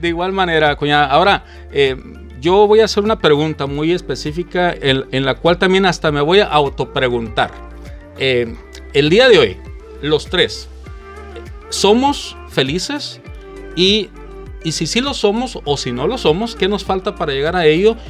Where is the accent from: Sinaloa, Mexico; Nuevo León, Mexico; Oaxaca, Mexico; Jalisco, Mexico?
Jalisco, Mexico; Guadalajara; now in United States; yo nací en Guadalajara, Jalisco, en México, y vivo en Estados Unidos